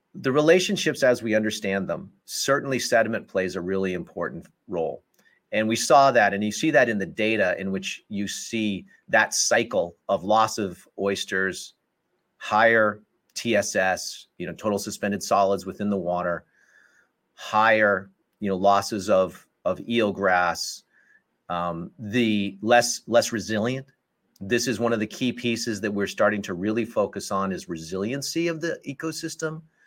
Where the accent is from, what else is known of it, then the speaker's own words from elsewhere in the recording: Colorado Springs, Colorado, United States; moved away as an adult; also born or lived in Wisconsin / New Haven, Connecticut; I grew up in Colorado Springs, Colorado